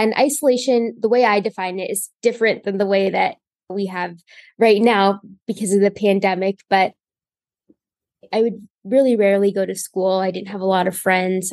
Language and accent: English; Indiana, United States; I am from Indiana. I've gotten care in Indiana my whole life